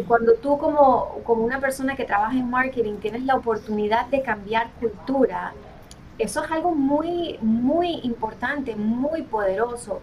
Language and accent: Spanish; Colombia; now in United States; soy colombiana